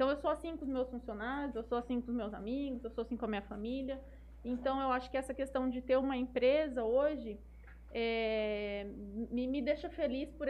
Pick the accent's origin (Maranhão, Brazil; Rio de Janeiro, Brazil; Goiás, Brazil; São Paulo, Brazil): São Paulo, Brazil; Jales; nasci, nasci em São Paulo, na verdade, mas com dois anos eu vim para Jales.